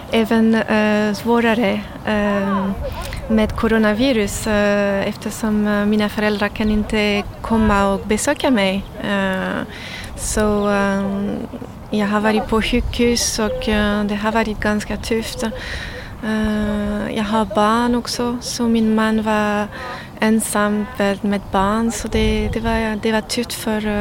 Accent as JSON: {"language": "Swedish", "country": "France", "second_language": "Swedish", "moved": "as an adult", "lives_now": "Sweden", "said": "Jag är från Frankrike."}